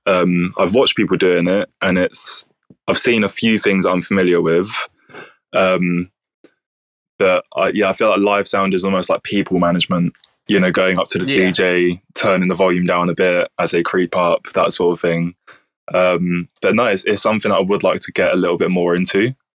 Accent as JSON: {"language": "English", "town": "Bromley", "region": "London", "country": "United Kingdom", "moved": "yes", "lives_now": "Brighton, United Kingdom", "said": "I'm actually from Southeast London. So oh, nice. It's a place called Bromley"}